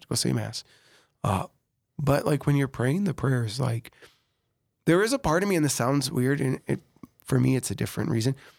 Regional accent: Sioux Falls, South Dakota, United States; I was born in Sioux Falls

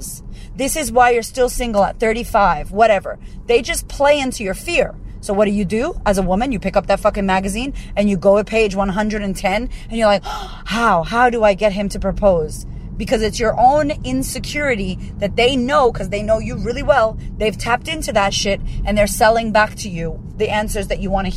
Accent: United States; I'm American

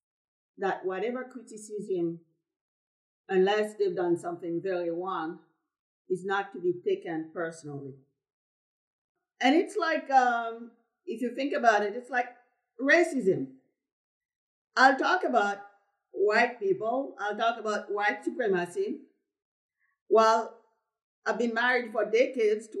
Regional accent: Haiti; moved away; I'm from Haiti, who people love to talk about as the poorest country in the Western hemisphere, just because I have an accent

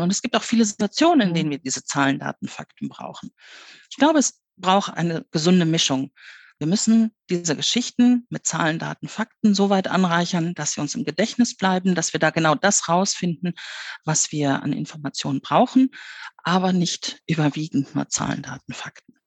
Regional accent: Ruhr area, North Rhine-Westphalia, Germany; moved away; also born or lived in Bavaria; ich bin im Ruhrgebiet aufgewachsen. Mein Vater war auf der Zeche.

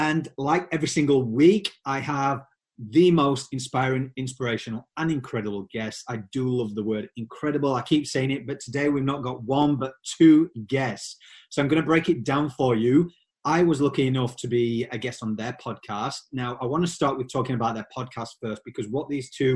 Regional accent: Yorkshire and the Humber, United Kingdom; accent: Yorkshire; my Yorkshire accent

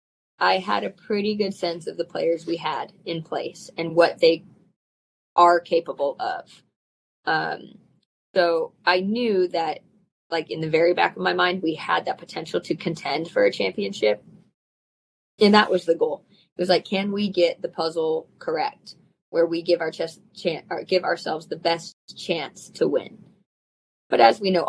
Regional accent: the Bay Area, California, United States; moved away as an adult; now in Los Angeles, United States; I'm from the Bay Area

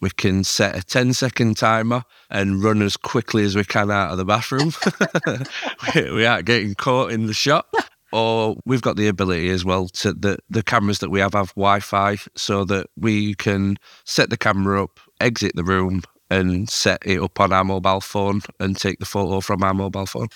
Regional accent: Yorkshire and the Humber, United Kingdom; as a Yorkshireman

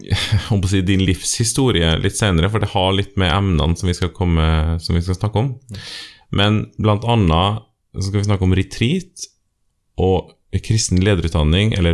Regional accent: Trøndelag, Norway; Men jeg er jo trønder, og det er jo fint å få med seg det også.

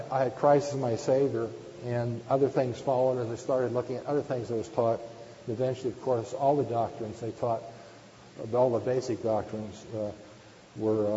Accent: northern San Diego County, California, United States; also born or lived in Palms, Culver City, California; we moved from the Palms, Culver City area. We moved down to northern San Diego County. I attended junior high school and high school

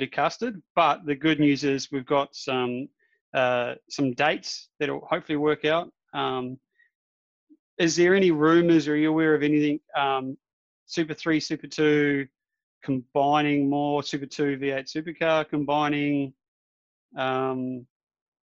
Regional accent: New Zealand; also born or lived in Darwin; now in Western Australia, Australia; I'm a Kiwi as well

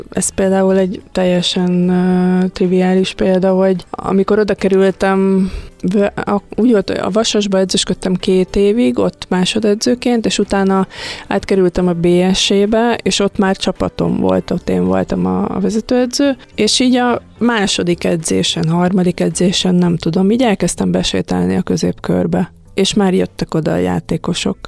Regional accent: Hungary; mi magyarok

